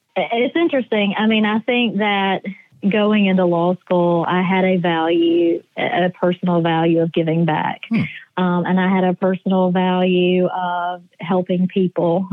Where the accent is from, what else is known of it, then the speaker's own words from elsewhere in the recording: Easley, South Carolina, United States; now in Columbia, United States; I grew up in Easley, which is about 20 minutes outside of Clemson